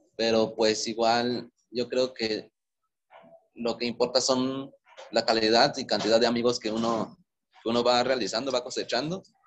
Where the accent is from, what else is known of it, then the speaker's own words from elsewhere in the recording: Veracruz, Mexico; moved away as an adult; also born or lived in Querétaro; now in Morelia, Mexico; soy originario de Veracruz, Llevo casi siete años viviendo en Morelia